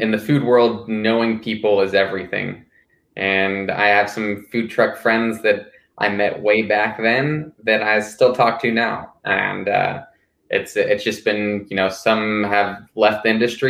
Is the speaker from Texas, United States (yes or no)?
yes; Houston, Texas, United States; moved away as an adult; now in Austin, United States; Originally, I'm from Houston, and I came here for school